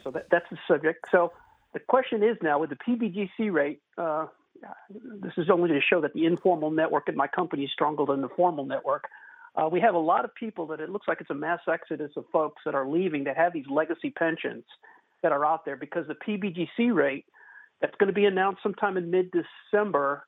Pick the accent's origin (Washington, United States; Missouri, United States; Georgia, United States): Missouri, United States; now in Texas, United States; I'm originally from the Show Me state